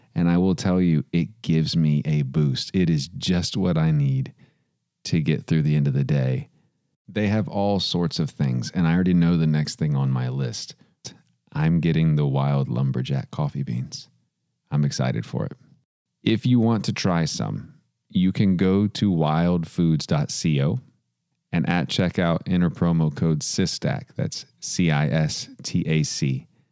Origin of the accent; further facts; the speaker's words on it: Texas, United States; I'm from Texas